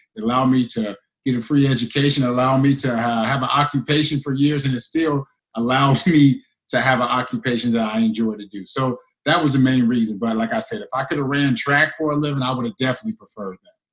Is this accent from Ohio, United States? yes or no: yes; Cincinnati, Ohio, United States; also born or lived in Winnipeg; playing for my hometown team, you know, being from Cincinnati